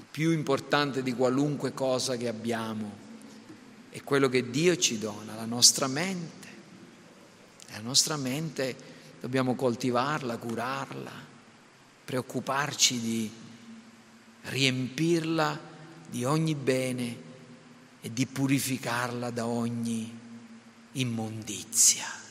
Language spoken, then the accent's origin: Italian; Sicily, Italy; da siciliani